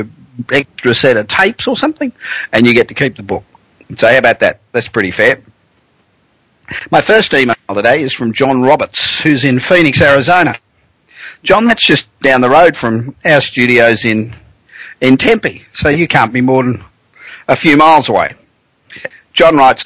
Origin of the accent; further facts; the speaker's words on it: Australia; accent: Aussie; moved away as an adult; now in Los Angeles, United States; I am an Aussie. I came out here 25 years ago, and I'm a citizen